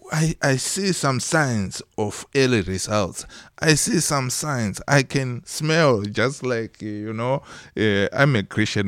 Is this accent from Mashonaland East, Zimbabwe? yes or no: yes; Mutoko, Mashonaland East, Zimbabwe; also born or lived in Harare, Zimbabwe; I was born in Zimbabwe. Uh, that's where I did my uh, primary and secondary education